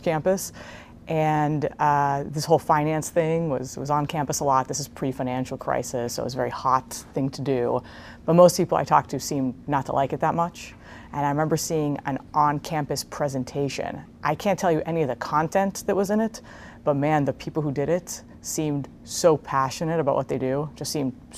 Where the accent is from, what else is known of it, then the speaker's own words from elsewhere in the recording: Israel; moved away as an adult; also born or lived in Princeton, United States; now in United States; I was born in Israel.